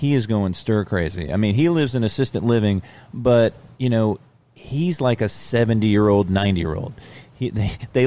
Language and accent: English; New Britain, Connecticut, United States; moved away as an adult; also born or lived in Lake Mary, Florida; now in Georgia, United States; I grew up in New Britain, Connecticut